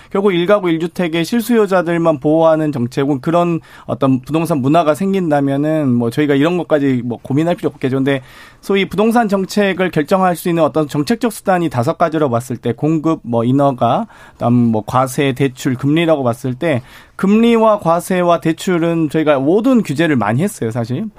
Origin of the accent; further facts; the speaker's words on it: Suncheon, South Jeolla, South Korea; moved away; 전남 순천이 고향인데요